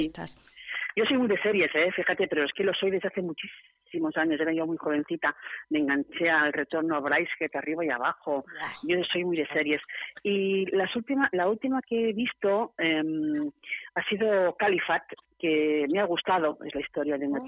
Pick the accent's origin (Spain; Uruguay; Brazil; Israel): Spain; Barcelona, Catalonia; moved away as an adult; now in San Sebastián, Spain; Yo soy de Barcelona, me vine aquí hace 25 años.